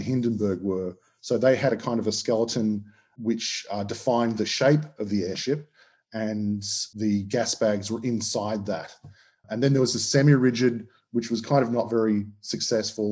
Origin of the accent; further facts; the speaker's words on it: Australia; accent: Australian; As you can tell from my accent, I'm Australian.